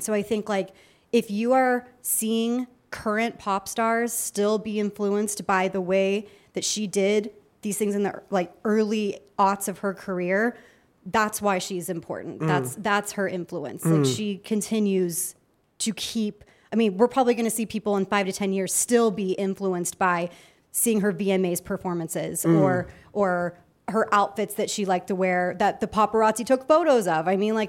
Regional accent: Texas, United States; I was a girl from Texas, and she was from Louisiana.

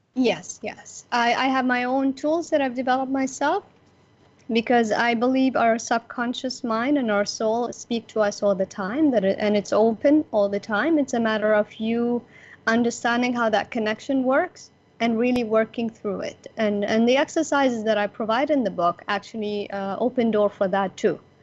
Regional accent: Abu Dhabi, United Arab Emirates; I am from Abu Dhabi, United Arab Emirates, the UAE, where Dubai is

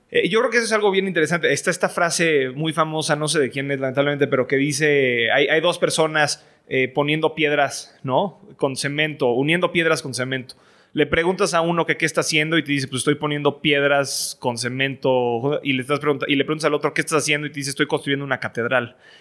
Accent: Mexico; moved away as an adult; soy, soy mexicano, estoy educado en el extranjero

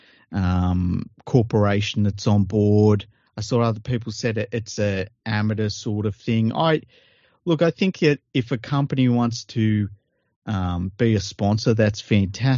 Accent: Sydney, New South Wales, Australia; I grew up in Western Sydney

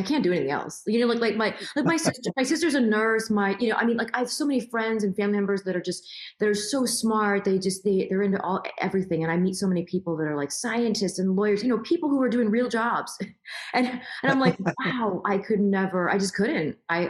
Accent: Queens, New York, United States; So I was born in Queens, but I'm New York.

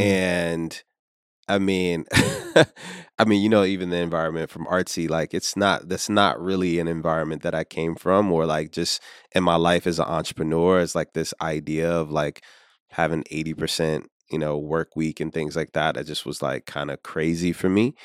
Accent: Richmond, Virginia, United States; now in New York, United States; I'm originally from Richmond, Virginia, and somehow made my way here to, uh, New York.

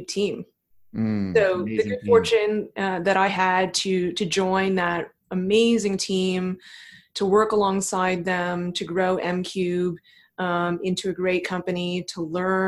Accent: Thornhill, Ontario, Canada; I grew up in Toronto. Technically, I grew up just north of Toronto in a suburb called Thornhill, Ontario

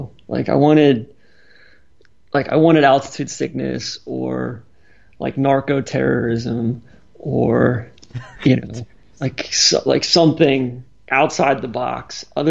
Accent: Atlanta, Georgia, United States; I'm from Atlanta.

